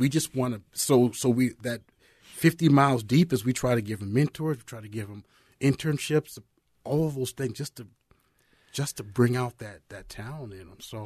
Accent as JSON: {"language": "English", "town": "Apple Valley", "country": "United States", "also_born_or_lived": "Nebraska / Iowa", "said": "I'm from Apple Valley High School"}